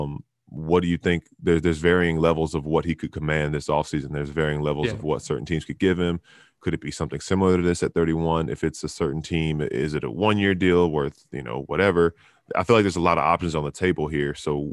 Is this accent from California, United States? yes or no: no; Charlotte, North Carolina, United States; born there; I mean, I was born in Charlotte, so I'm not going to say it's not even like me coming at my city